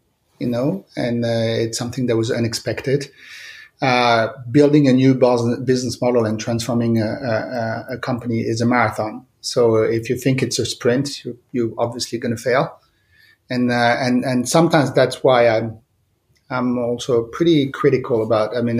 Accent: Monte Carlo, Monaco; moved away as an adult; also born or lived in Lyon, France / Milan, Italy; now in Paris, France; I grew up in Monte Carlo, in the Principality of Monte Carlo.

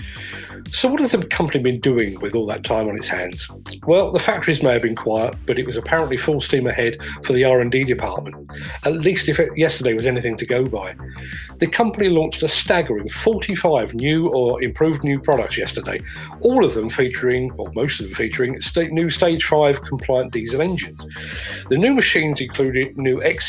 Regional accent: England, United Kingdom; being English

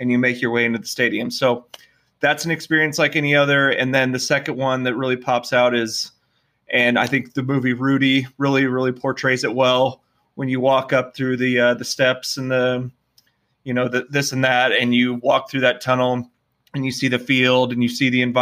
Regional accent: Lincoln, Nebraska, United States; we grew up in Lincoln

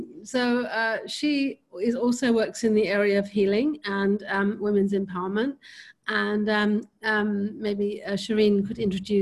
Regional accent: United Kingdom; now in Rishikesh, India; speaking from Rishikesh, which is North India at the foothills of the Himalayas. Born and brought up in the UK

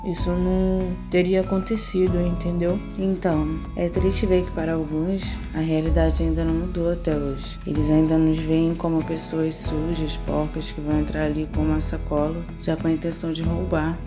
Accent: Rio de Janeiro, Brazil; now in São Paulo, Brazil; sou carioca, mas atualmente moro em São Paulo

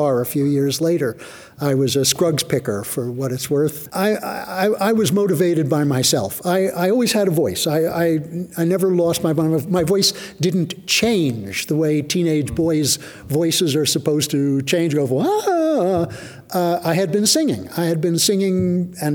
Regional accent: New York, United States; moved away as an adult; also born or lived in Honolulu; now in Big Island, Hawaii, United States; I grew up in Manhattan

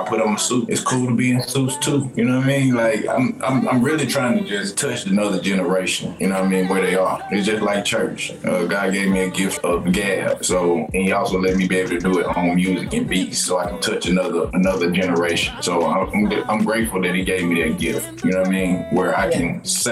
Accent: the South, United States; I'm from the South

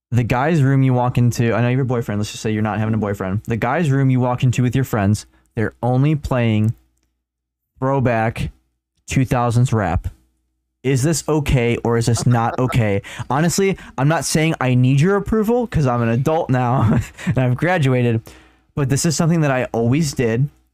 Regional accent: Chicago, Illinois, United States; we're also from Chicago area

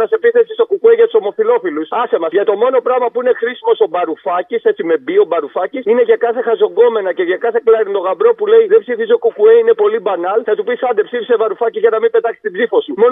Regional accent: Nea Ionia, Attica, Greece; Εγώ είμαι ένα τύπο που πεθαίνω για τη Νέα Ιωνία, κυριολεκτικά πεθαίνω για την πόλη μου.

